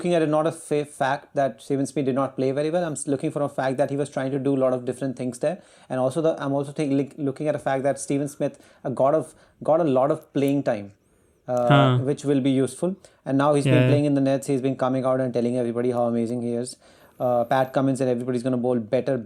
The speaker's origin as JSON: {"language": "English", "country": "India", "said": "we are Indian"}